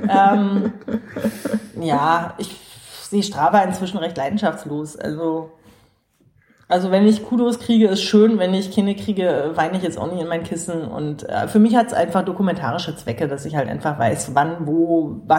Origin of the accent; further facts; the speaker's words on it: Berlin, Germany; ja total gut organisiert, wo man als Berliner nur staunt.